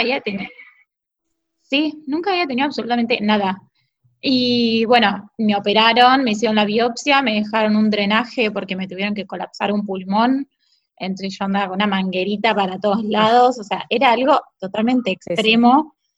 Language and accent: Spanish; Bahía Blanca, Buenos Aires Province, Argentina; Yo de chiquita vivía en Buenos Aires y nací en Buenos Aires pero siempre vine mucho porque tengo familia acá eh, y viví ocho años de mi adolescencia